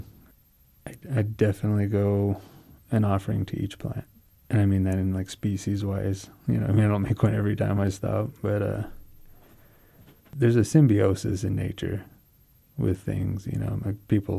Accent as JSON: {"language": "English", "area": "Southern Ute Indian Reservation", "region": "Colorado", "country": "United States", "said": "from the Southern Ute Indian Reservation in Colorado"}